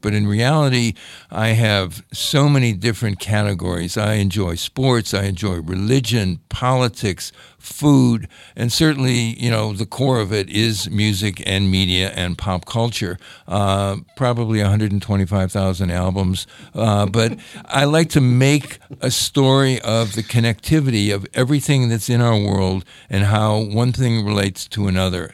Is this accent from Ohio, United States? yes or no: yes; Cleveland, Ohio, United States; moved away; also born or lived in Montgomery, Alabama; I grew up in Cleveland, Ohio